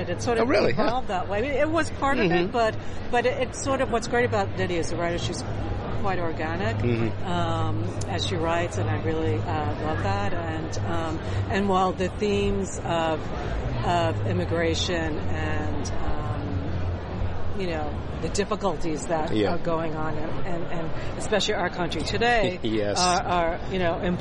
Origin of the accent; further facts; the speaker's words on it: New York, United States; an ethnocentric New Yorker